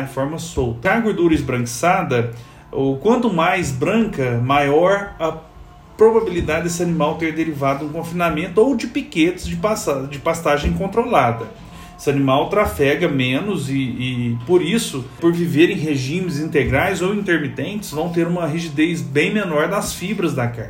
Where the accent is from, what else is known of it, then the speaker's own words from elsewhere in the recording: Minas Gerais, Brazil; eu sou mineiro